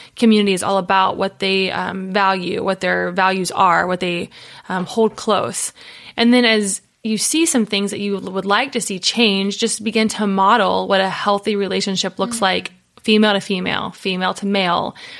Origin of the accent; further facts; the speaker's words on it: Cincinnati, Ohio, United States; now in Tennessee, United States; I'm from the Buckeye State, Ohio. So born and raised Cincinnati, Ohio